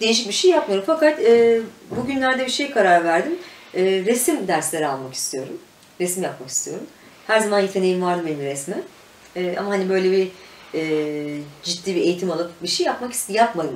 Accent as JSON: {"language": "Turkish", "area": "Mürted Air Base", "region": "Ankara", "country": "Turkey", "tie": "born or raised there", "said": "Mürtet Hava Üstü'nde doğdum büyüdüm ben. Şimdi Akıncı olarak geçiyor orası."}